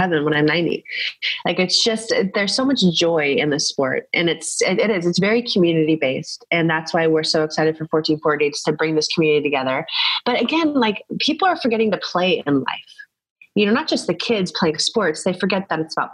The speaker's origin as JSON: {"language": "English", "country": "United States", "said": "I'm so proud to be American"}